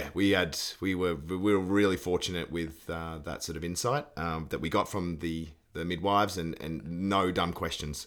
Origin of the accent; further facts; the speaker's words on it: Australia; as an Australian